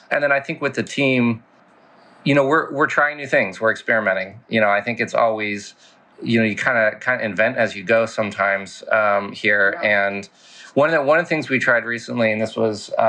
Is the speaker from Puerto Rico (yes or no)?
no; Casablanca, Casablanca-Settat, Morocco; also born or lived in France / Paris; as you mentioned, I was born in France. Um, I lived there for seven years before our family moved to Morocco to Casablanca. Uh, so went from Paris to Casablanca. Lived there for eleven years.